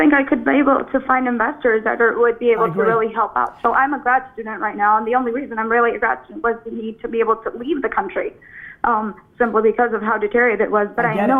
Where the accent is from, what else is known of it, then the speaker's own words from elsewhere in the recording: Venezuela; moved away as an adult; now in Boston, United States; I'm 24. I'm originally from Venezuela, and I'm currently living in Boston.